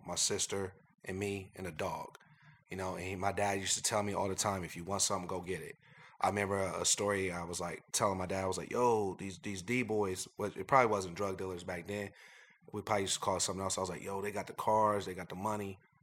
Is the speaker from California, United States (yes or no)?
no; Columbus, Ohio, United States; also born or lived in Philadelphia, Pennsylvania; we're from Philadelphia. My parents were from north side of Philadelphia. Uh, we moved to Columbus, Ohio. Um, I went to Brookhaven High School